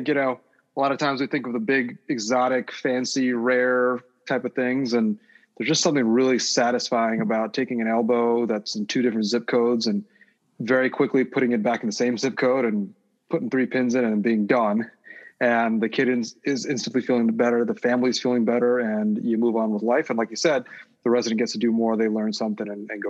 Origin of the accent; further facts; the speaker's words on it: Edison, New Jersey, United States; now in Chicago, United States; I'm in Chicago, but I grew up in New Jersey. So I'm a Jersey guy, Edison, New Jersey